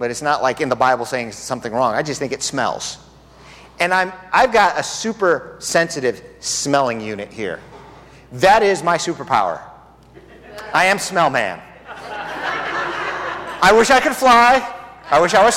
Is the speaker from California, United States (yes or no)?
yes; Southern California, United States; now in Tucson, United States; I'm from Southern California where you can taste the air. We've got good air here